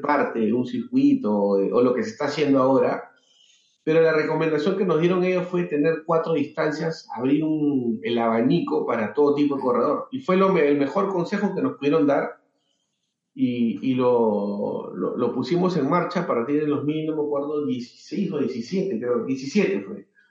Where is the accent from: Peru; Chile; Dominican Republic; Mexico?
Peru; Lima; soy de Perú, nací en Lima